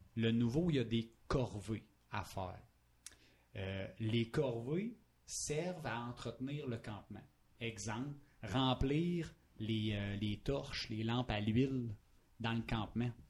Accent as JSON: {"language": "French", "town": "Palmarolle", "region": "Quebec", "country": "Canada", "said": "je viens de Palmarol"}